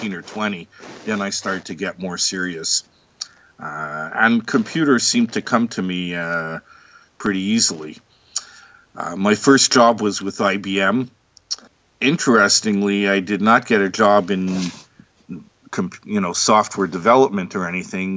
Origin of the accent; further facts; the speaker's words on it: Montreal, Quebec, Canada; I was born in Montreal, Canada